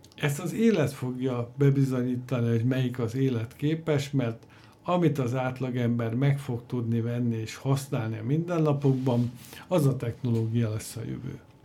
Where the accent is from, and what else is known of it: Hungary